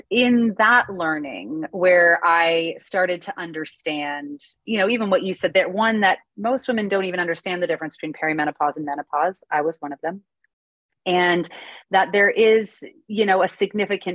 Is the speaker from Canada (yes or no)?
yes; Canada; now in United States; I'm Canadian originally, but I live in the US